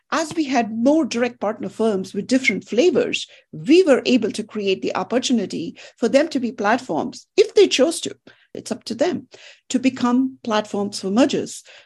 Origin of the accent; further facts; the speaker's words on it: India; moved away; I grew up in India